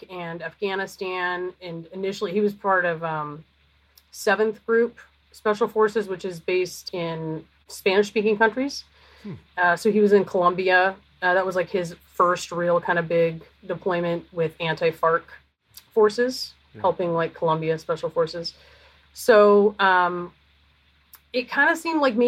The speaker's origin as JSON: {"language": "English", "town": "Canberra", "region": "Australian Capital Territory", "country": "Australia", "tie": "born or raised there", "moved": "yes", "lives_now": "United States", "said": "I was born in Canberra"}